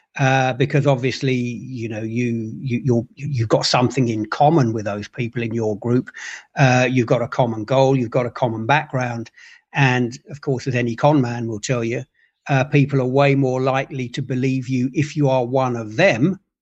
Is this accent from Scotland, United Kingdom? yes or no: no; London, United Kingdom; I grew up in London.